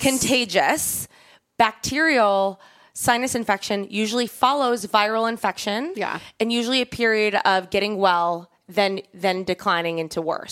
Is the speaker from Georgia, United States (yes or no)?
no; Long Island, New York, United States; the house I grew up in on Long Island